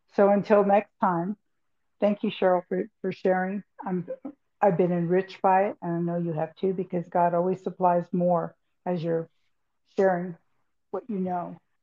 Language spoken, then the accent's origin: English; California, United States; I'm from California